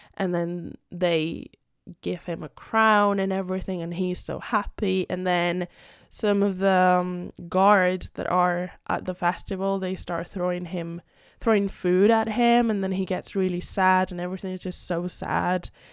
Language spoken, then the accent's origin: English; Madrid, Community of Madrid, Spain; first language Spanish; English is a second language; also born or lived in United Kingdom; I'm Spanish. I live in Madrid, born and raised in Madrid.